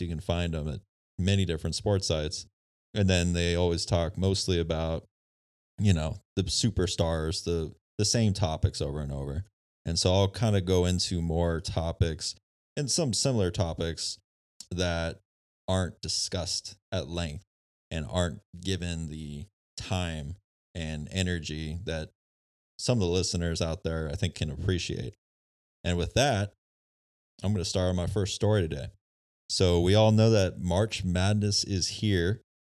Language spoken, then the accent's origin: English; San Diego, California, United States; I grew up in San Diego, California.